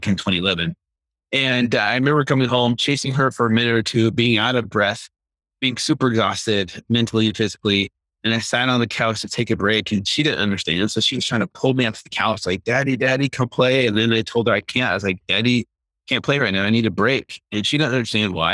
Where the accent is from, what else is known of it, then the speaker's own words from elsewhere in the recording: United States; we grew up with here in America in the 70s and 80s